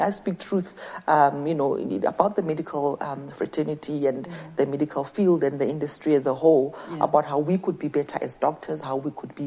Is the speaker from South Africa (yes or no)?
yes; QwaQwa, Free State, South Africa; It did begin in the dusty streets of Kwakwa